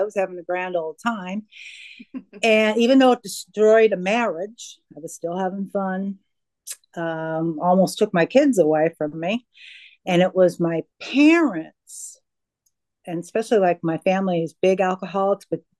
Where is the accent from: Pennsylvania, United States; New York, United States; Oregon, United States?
Pennsylvania, United States; moved away; I'm originally from Pennsylvania